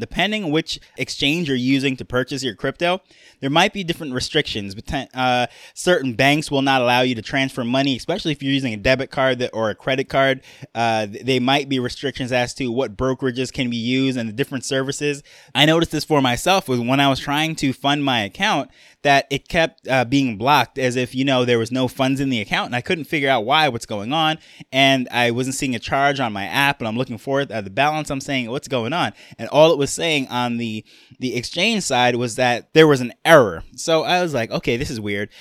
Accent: New York, United States; accent: New York; moved away as an adult; now in Jamaica; I grew up in New York, so that is why I have my New York accent

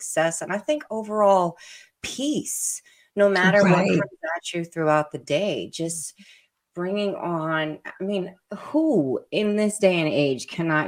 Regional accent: Brooklyn, New York, United States; born there; Something that New Yorkers say a lot. I was born in Brooklyn.

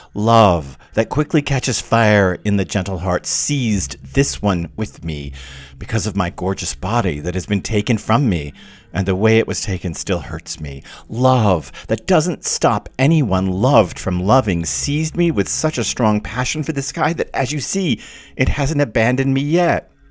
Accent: the southern United States, United States; especially in the southern part of the United States where I was from, we were very, you know, Victorian and mannerly

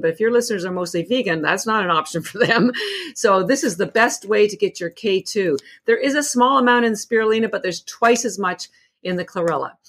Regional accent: Canada; moved away; I'm actually from Canada originally

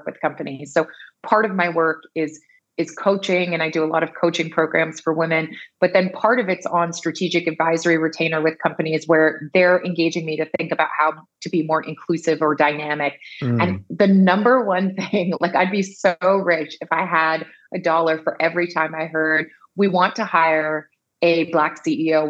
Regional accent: Bermuda; I'm originally from Bermuda

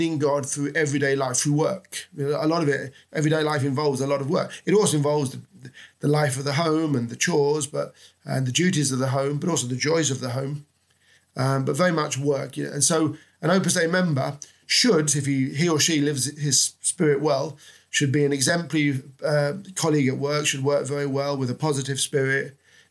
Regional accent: London, United Kingdom; moved away as an adult; also born or lived in Spain / Rome / Portugal / France; now in Oxford, United Kingdom; I was born and brought up in London.

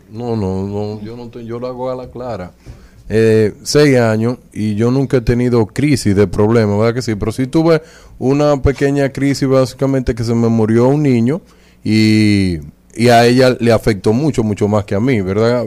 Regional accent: Dominican Republic

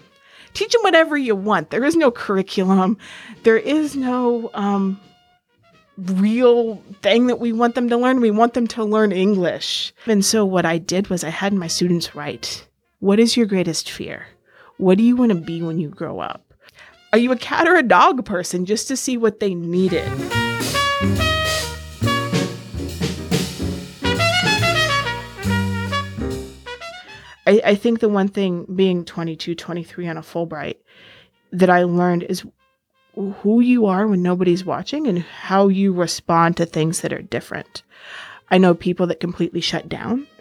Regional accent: Ainsworth, Nebraska, United States; moved away as an adult; also born or lived in Egypt; now in Washington, D.C., United States; I am originally from Ainsworth, Nebraska. I now live in the D.C. area

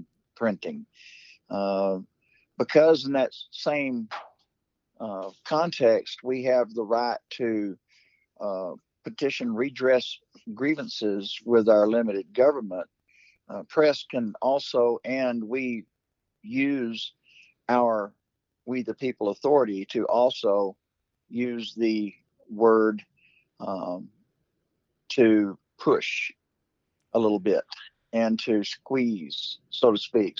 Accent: Texas, United States; I'm from Texas

